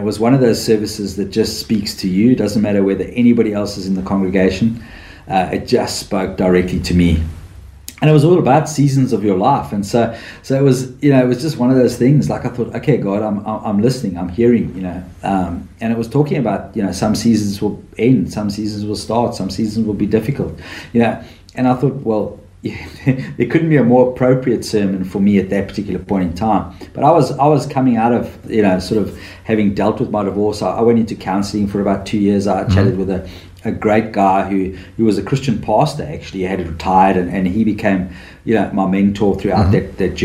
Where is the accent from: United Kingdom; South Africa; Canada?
South Africa; moved away as an adult; now in Australia; I'm from South Africa